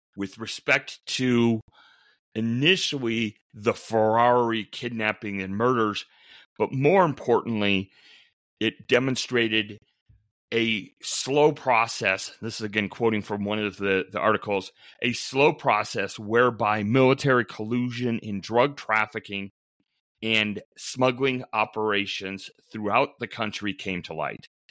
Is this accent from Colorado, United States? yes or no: yes; Western Colorado, United States; moved away as an adult; also born or lived in Minnesota; I grew up in Western Colorado, went to Colorado State undergrad, went to Minnesota as a law student